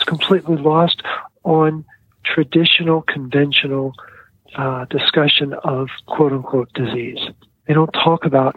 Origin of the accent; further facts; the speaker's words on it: Baltimore, Maryland, United States; my kids call me … because I come from Baltimore.